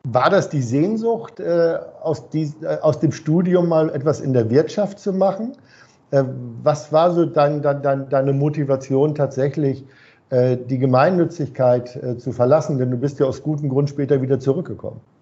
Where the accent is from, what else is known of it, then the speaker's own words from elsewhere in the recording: Hamburg, Germany; ich bin ja Hamburger